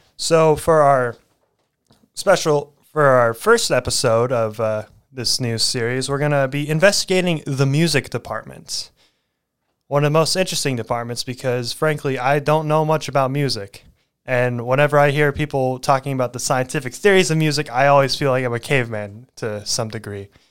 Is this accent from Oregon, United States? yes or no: yes; McMinnville, Oregon, United States; moved away as an adult; also born or lived in Salem, Oregon; I was born and raised there